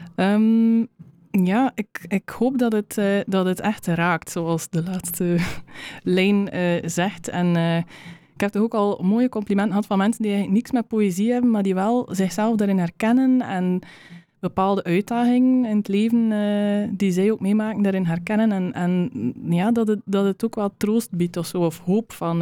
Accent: West Flanders, Belgium; moved away as an adult; also born or lived in Uganda; de grond waar ik vandaan kom hier, de, de West-Vlaamse kleigrond.

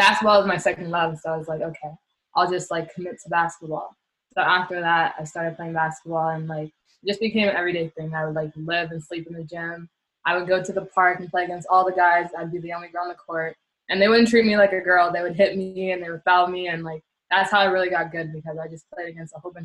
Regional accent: Montreal, Quebec, Canada; moved away as an adult; also born or lived in Turkey / Poland; I grew up, for the most part, I grew up in La Chine. So La Chine, Dorval area.

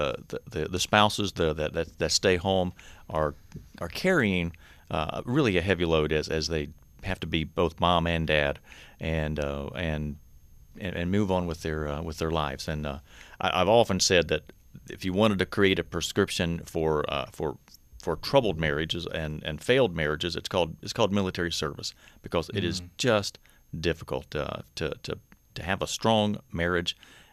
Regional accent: North Carolina, United States; accent: Southern; I'm uniquely from North Carolina, so you may sense hear a little bit of a Southern accent in me every once in a while.

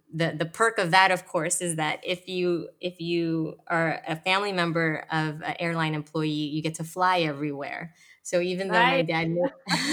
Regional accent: San Diego, California, United States; moved away as an adult; also born or lived in Manila, Philippines; now in San Francisco, United States; I was born in Manila, Philippines, and my family and I immigrated to the United States when I was six, and we ended up in the beautiful town of sunny San Diego, and I grew up in a community filled with Filipinos in a neighborhood called Mira Mesa.

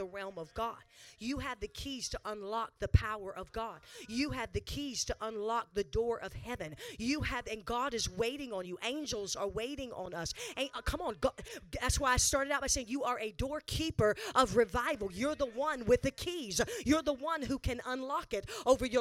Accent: the South, United States; Born and raised Southern. Not quite as south as Texas, but Southern

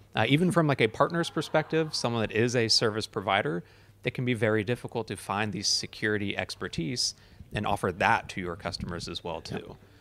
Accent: United States; So I'm obviously American

